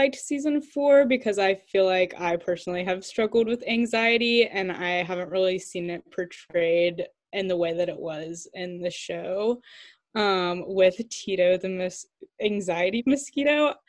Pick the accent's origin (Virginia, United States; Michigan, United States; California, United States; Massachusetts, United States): Massachusetts, United States; we're all from Massachusetts.